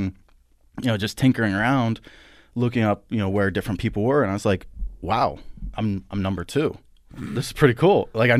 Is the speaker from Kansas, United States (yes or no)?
no; Blairsville, Pennsylvania, United States; now in Altoona, United States; I'm from Blairsville, Pennsylvania, oh, okay. About 45 minutes west. I'm not used to saying west. West of here, and then I moved up here in 2004